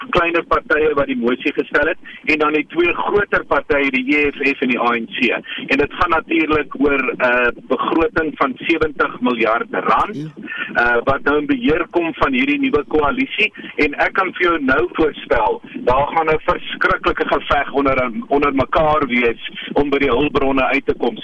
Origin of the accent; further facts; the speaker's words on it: South Africa; ons as Suid-Afrikaners